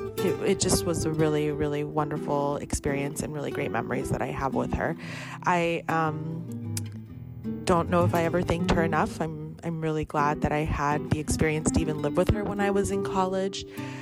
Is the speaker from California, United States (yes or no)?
yes; San Diego, California, United States; I'm from San Diego, born and raised.